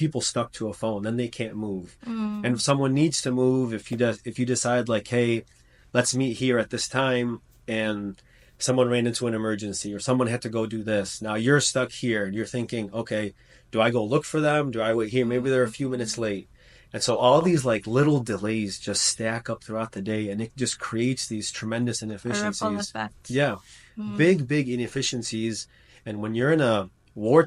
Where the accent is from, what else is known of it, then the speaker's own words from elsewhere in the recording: United States; I'm from the States.